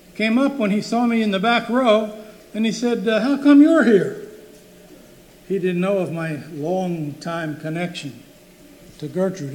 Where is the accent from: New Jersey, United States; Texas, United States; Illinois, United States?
New Jersey, United States; Roselle; when I was growing up in Roselle